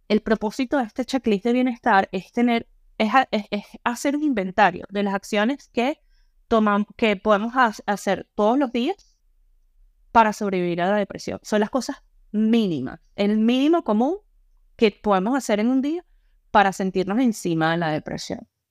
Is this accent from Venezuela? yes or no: yes; Venezuela; also born or lived in Panama; now in Ireland; Nosotros en Venezuela